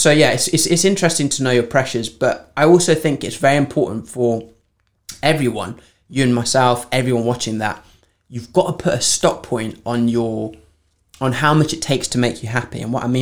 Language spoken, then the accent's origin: English; Framingham Pigot, East of England, United Kingdom; when I grew up in Norwich in a village called Framingham Piggott.